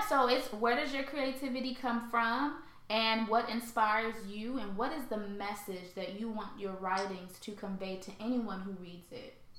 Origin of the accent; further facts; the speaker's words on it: St. Louis, Missouri, United States; also born or lived in Haiti; I was born in Haiti, and then I was oh, raised. I was raised in St. Louis, Missouri.